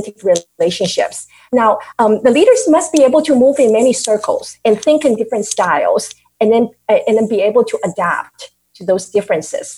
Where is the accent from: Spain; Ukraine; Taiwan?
Taiwan; now in United States; I grew up in Taiwan, that I was emerged with all the Asian culture